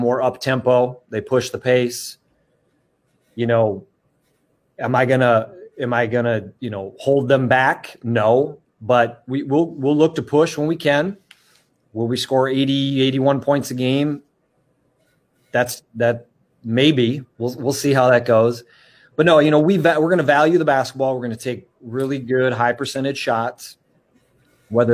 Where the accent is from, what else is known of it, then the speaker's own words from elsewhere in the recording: Wisconsin, United States; moved away as an adult; coming back to my home state of Wisconsin